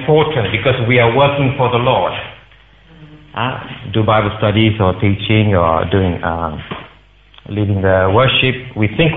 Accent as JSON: {"language": "English", "country": "Singapore", "tie": "born or raised there", "moved": "as an adult", "lives_now": "United Kingdom", "said": "as I was growing up in Singapore, I would go to the temple regularly."}